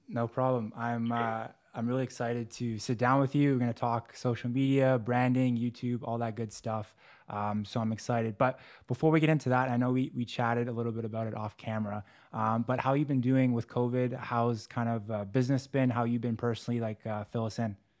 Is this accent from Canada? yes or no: yes; Canada; I'm Canadian